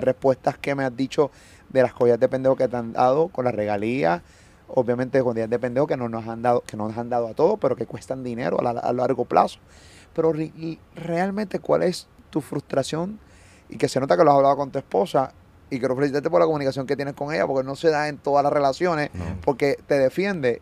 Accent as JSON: {"language": "Spanish", "country": "Puerto Rico"}